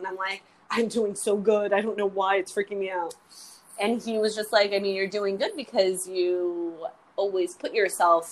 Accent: United States; I say I'm full American

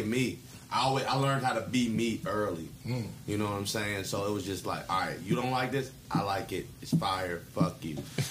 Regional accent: Mitchellville, Maryland, United States; we're from Mitchellville

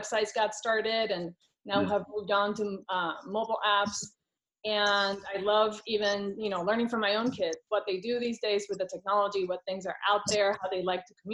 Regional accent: Puerto Rico; now in California, United States; I am from Puerto Rico originally, and right now I live in California.

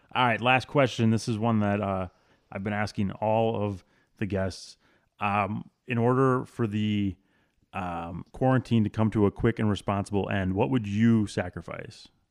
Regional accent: Wisconsin, United States; I grew up in Wisconsin

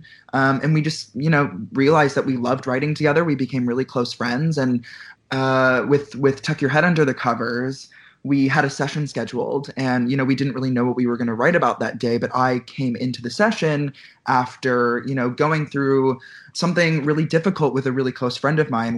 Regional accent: Chicago, Illinois, United States; moved away as an adult; also born or lived in Boston; So I grew up in Chicago and I went to school in Boston.

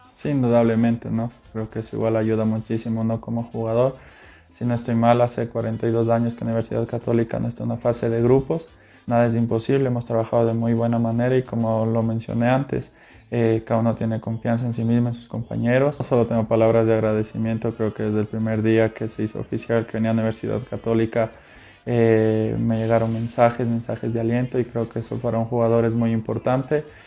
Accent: Quito, Pichincha, Ecuador; soy quiteño, tengo 27 años

